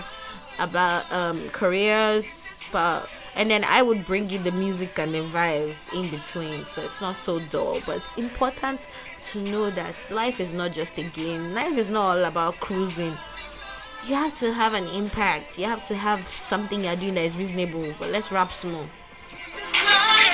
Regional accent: Lagos, Nigeria; now in Ghana; I was born in Lagos, so I'm Nigerian by birth

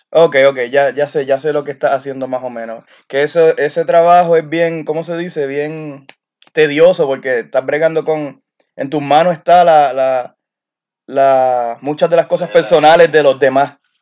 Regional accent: Carolina, Puerto Rico; moved away as an adult; now in Alaska, United States; somos los de Carolina

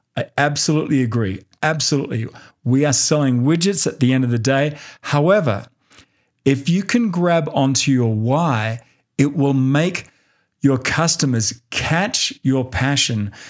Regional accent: Australia; moved away as an adult; now in United States; my homeland of Australia

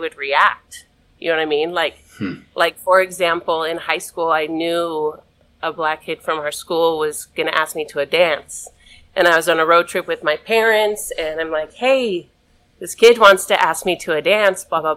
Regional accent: Utah, United States; And I'm from Utah.

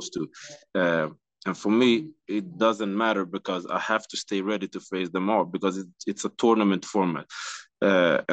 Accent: Stockholm, Stockholm County, Sweden; So I'm from Sweden as well.

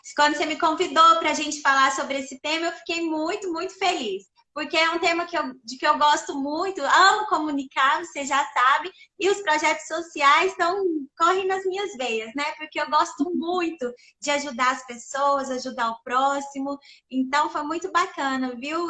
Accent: Perdizes, Minas Gerais, Brazil; now in Uberlândia, Brazil; sou natural da cidade de Perdizes, sou mineirinha do interior, Perdizes que fica ali pertinho de Araxá, onde eu morei lá até os meus 17 anos

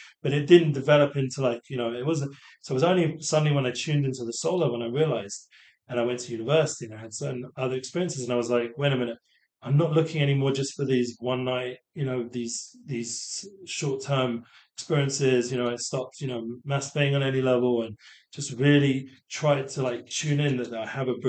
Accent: England, United Kingdom; moved away; growing up in England, you develop a little, I'm not making excuses, but you get a bit of a sarcastic kind of sense of humor. So I'm going back to London

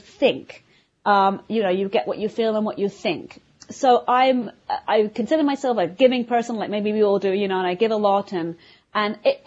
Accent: London, United Kingdom; moved away as an adult; also born or lived in Vienna, Austria; now in New York, United States; I live, you know, just north of New York City now, but I'm from London, as everybody probably can hear from my accent

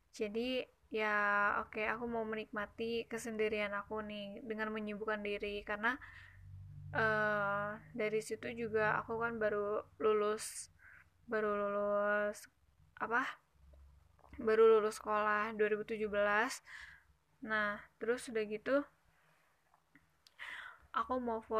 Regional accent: West Java, Indonesia; accent: Sundanese; Uh, maaf ya kalau misalkan logat aku agak Sunda-Sunda gitu.

